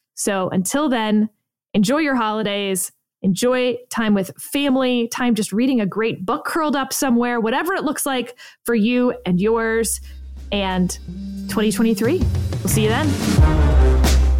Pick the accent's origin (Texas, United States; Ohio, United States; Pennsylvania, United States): Texas, United States; growing up in Texas